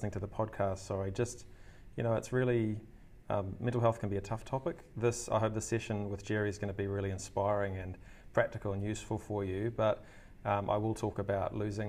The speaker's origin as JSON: {"language": "English", "town": "Hamilton", "region": "Waikato", "country": "New Zealand", "tie": "born or raised there", "also_born_or_lived": "Wellington, New Zealand / Melbourne, Australia", "moved": "as an adult", "lives_now": "Auckland, New Zealand", "said": "I grew up in Hamilton in New Zealand, studied there, high school, university, graduated from University of Waikato"}